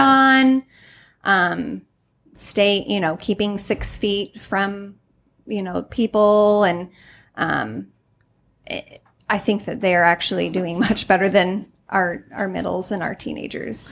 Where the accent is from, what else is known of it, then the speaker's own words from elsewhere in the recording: Highland, Illinois, United States; also born or lived in Greenville; I'm from Highland.